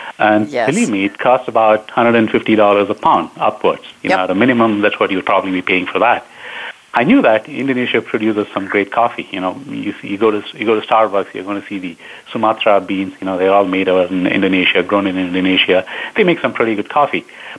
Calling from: Downers Grove, Illinois, United States; I'm based out of Downers Grove in Chicago. It's kind of the western suburb, about 20 miles west of Chicago. So that's where I'm based out of. That's where I'm calling in from.

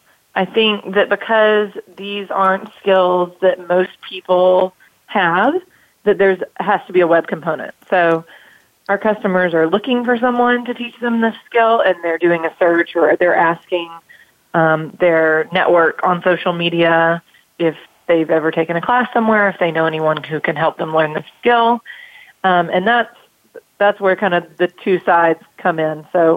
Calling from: Greenville, South Carolina, United States; I'm calling from Greenville, South Carolina.

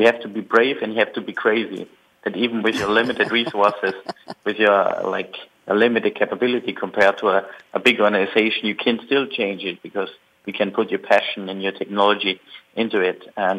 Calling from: Munich, Bavaria, Germany; I'm calling from Munich, Germany, and I'm glad to be on the air today.

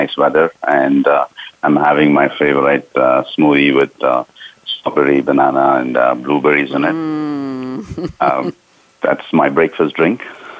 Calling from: Southern California, United States; I'm calling in today from Southern California.

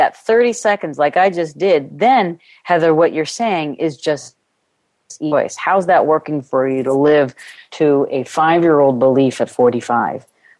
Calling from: Ireland; I am calling from Ireland, so there's a little bit of wind going on outside.

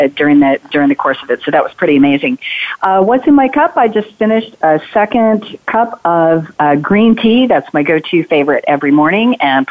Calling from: Atlanta, Georgia, United States; So I'm calling in from Atlanta, Georgia, where we had 98% visibility on that solar eclipse yesterday.

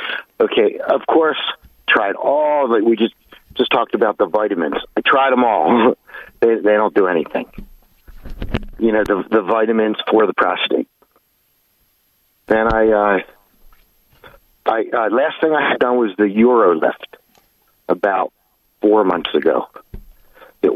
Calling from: Pennsylvania, United States; I'm calling from Pennsylvania.

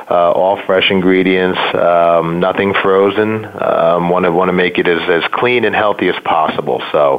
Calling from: Philadelphia, Pennsylvania, United States; So I am calling from Philly. Yo, Philly. Well, for those that don't know it, Philadelphia, to be a little more concise.

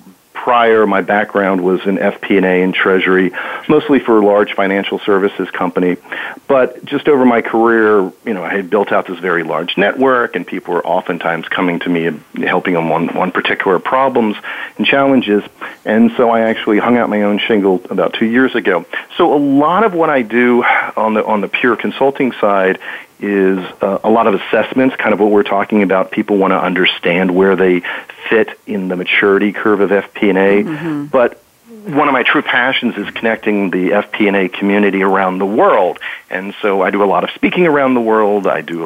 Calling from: Washington, D.C. area, United States; So I am calling you from the suburbs of Washington, D.C.

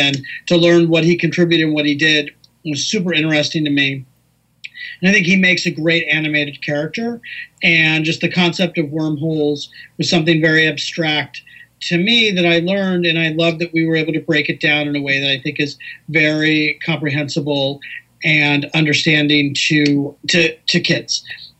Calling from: Los Angeles, California, United States; I'm also in Los Angeles as well. So, we could have done this in person. I'm here in lovely, sunny Southern California.

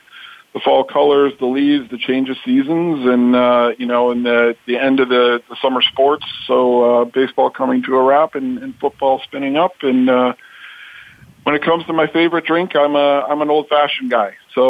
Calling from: Chicago, Illinois, United States; calling in from Chicago today, the Windy City

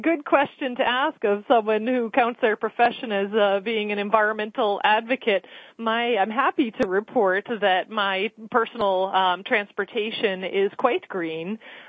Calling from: Boston, Massachusetts, United States; I'm calling from the offices of Conservation Law Foundation in Boston in downtown Crossing neighborhood.

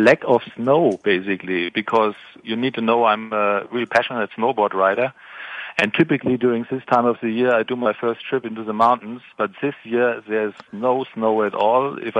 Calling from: Munich, Bavaria, Germany; Yeah, so I'm calling from Munich in Germany as well.

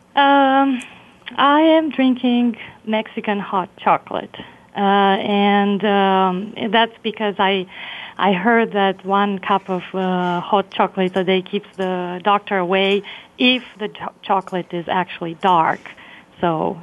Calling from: Montreal, Quebec, Canada; I'm calling from uh, Montreal

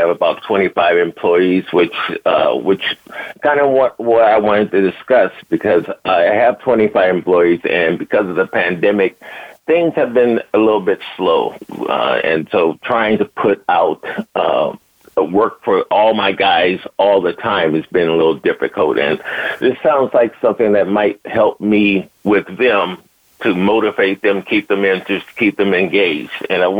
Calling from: Huntington Beach, California, United States; I'm calling from Huntington Beach, California.

